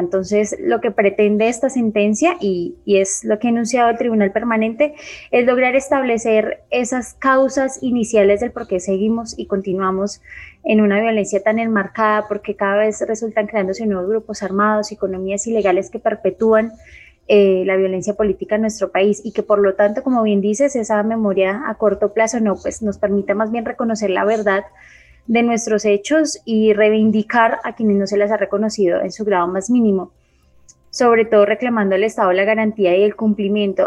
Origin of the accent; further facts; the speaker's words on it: Colombia; pueblo colombiano